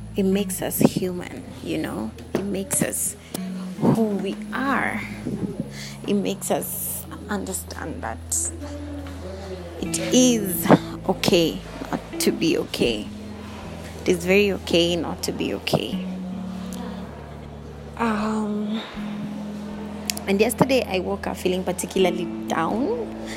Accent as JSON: {"language": "English", "country": "Kenya", "said": "I'm from Kenya."}